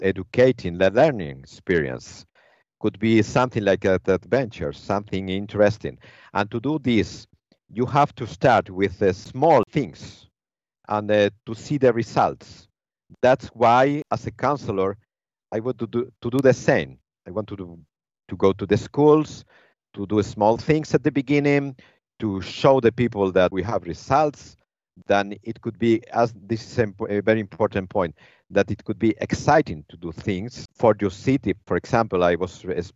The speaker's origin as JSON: {"language": "English", "country": "Spain", "moved": "yes", "lives_now": "Timișoara, Romania", "said": "I'm from Spain"}